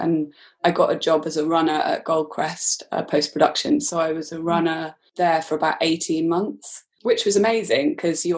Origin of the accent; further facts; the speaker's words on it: Aberystwyth, Wales, United Kingdom; moved away as an adult; also born or lived in London; Coleg Ceredigion, which is in Aberystwyth, where I grew up in Wales